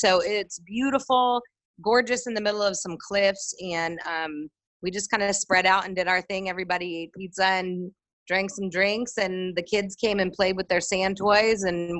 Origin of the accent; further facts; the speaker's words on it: Richmond, Virginia, United States; moved away as an adult; also born or lived in Hershey, Pennsylvania; now in Haiti; I was born in Hershey, Pennsylvania, and then moved to Richmond, Virginia. So I basically say that I'm from Richmond, Virginia, because I was raised there since I was a tiny little girl.